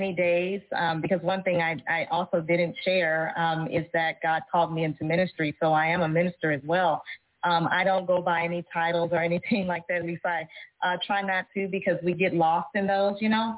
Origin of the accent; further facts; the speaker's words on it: Dallas, Texas, United States; I am from Dallas, Texas, born and raised